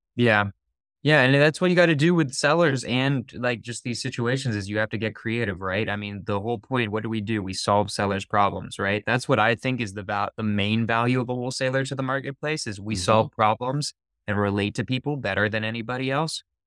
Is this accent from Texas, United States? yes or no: no; San Francisco, California, United States; I'm from San Francisco, it's okay. on the outskirts of San Francisco